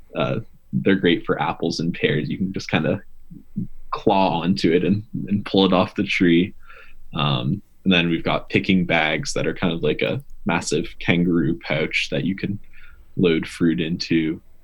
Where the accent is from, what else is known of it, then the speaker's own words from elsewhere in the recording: Massachusetts, United States; moved away as an adult; also born or lived in Vermont; I grew up in Massachusetts, and I went to school in Vermont.